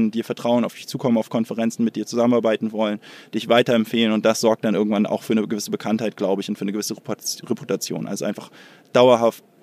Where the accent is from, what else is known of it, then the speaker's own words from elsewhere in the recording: Hamburg, Germany; born there; bin eigentlich Hamburger